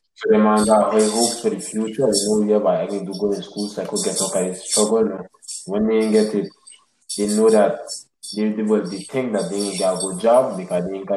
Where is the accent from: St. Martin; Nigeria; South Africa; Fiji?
St. Martin; moved away; I'm from St. Martin